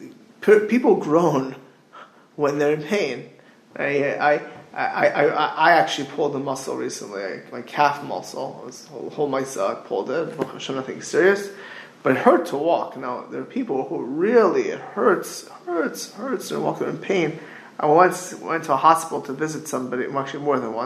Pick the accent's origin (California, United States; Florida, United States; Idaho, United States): Florida, United States; Miami Beach; growing up in Miami Beach